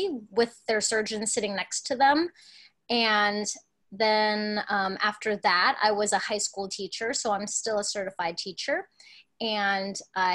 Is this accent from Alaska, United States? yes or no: yes; Alaska, United States; also born or lived in Hong Kong; being born in Hong Kong, but growing up in Alaska